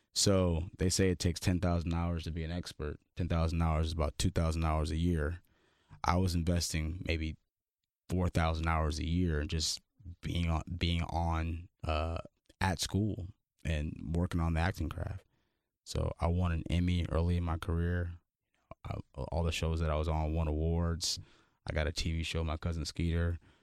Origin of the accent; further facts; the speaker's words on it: Los Angeles, California, United States; I'm from Crenshaw, California, like South Central L